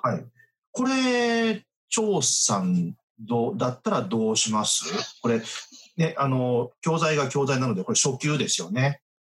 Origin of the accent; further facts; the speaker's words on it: Japan; 私たち日本人